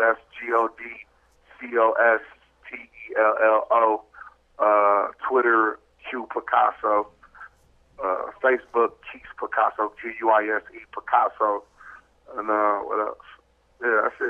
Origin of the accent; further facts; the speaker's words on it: Milwaukee, Wisconsin, United States; Hey, that's another thing, too, about Milwaukee. Like, it's weird. Like, we grew up on West Coast music, but we have an East Coast demeanor.